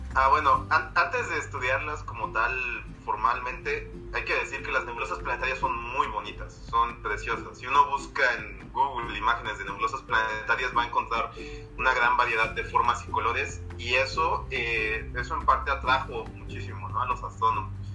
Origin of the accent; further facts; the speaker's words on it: Mexico; now in Mexico City, Mexico; la ciudad donde yo nací está aquí a 80 kilómetros de la Ciudad de México